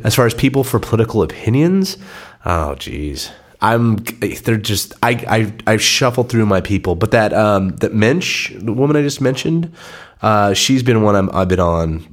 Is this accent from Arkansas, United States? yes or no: no; San Diego, California, United States; born and raised in San Diego, proud to be a San Diegan